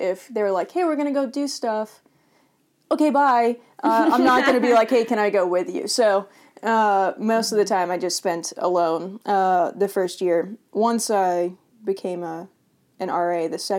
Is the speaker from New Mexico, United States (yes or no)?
no; Davenport, Florida, United States; Davenport, Florida.